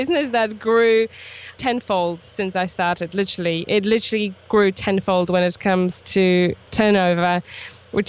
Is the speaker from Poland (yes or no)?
yes; Poland; moved away as an adult; now in Isle of Wight, United Kingdom; I'm originally from Poland, so I am actually, I guess, Polish still, but I'm British too.